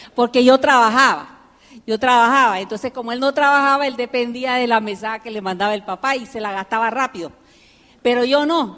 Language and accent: Spanish; United States; also born or lived in Nicaragua; now in Panama; me crié en Estados Unidos